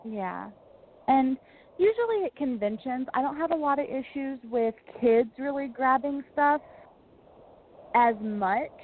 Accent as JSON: {"language": "English", "area": "near Paducah", "region": "Kentucky", "country": "United States", "tie": "born or raised there", "said": "it's so close to my hometown"}